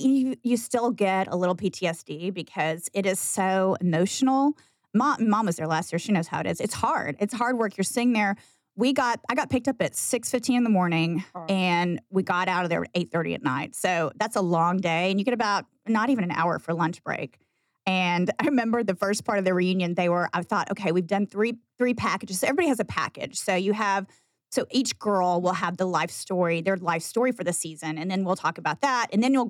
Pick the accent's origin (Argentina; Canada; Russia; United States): United States; Texas; just scream louder that we're from Texas.